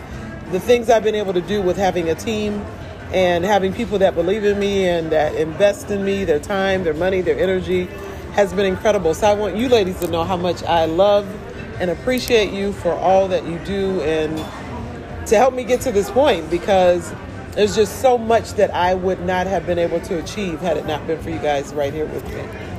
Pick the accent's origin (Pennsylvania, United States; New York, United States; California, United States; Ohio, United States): Ohio, United States; Toledo; moved away; I've lived in Toledo, Ohio. And I've lived away from Ohio, though, for a very long time, which is my hometown, my home city, home state.